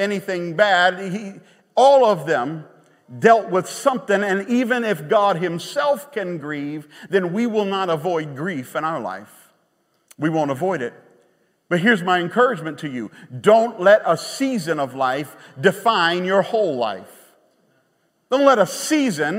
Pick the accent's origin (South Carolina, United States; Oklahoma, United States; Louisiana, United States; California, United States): Louisiana, United States; Baton Rouge; moved away; We're from Baton Rouge